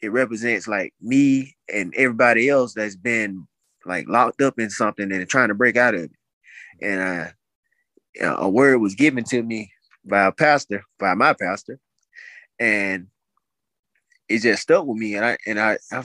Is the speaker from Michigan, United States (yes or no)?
no; Montgomery, Alabama, United States; I'm originally from Montgomery